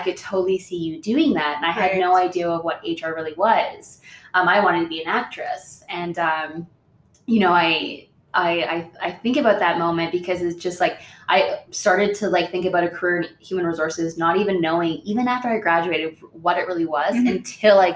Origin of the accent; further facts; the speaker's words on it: Orillia, Ontario, Canada; I grew up in Orillia, which is not on reservation, but close to one